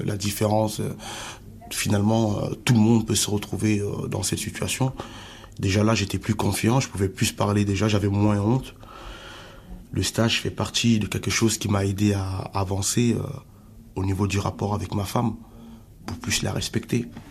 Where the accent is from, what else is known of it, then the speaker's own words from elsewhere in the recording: Cameroon; now in France; je suis Camerounais